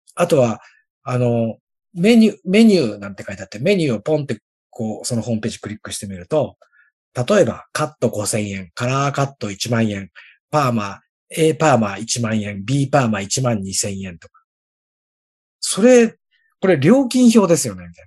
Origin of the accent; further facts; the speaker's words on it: Mishima, Shizuoka, Japan; 僕の地元だったら、三島市